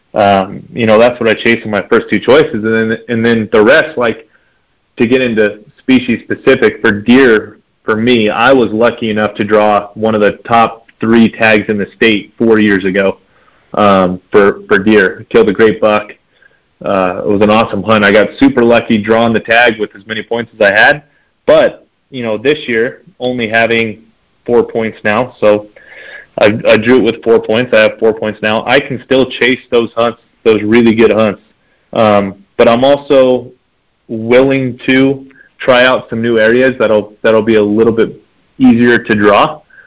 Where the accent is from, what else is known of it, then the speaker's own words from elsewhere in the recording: Nevada, United States; I just love hunting in my home state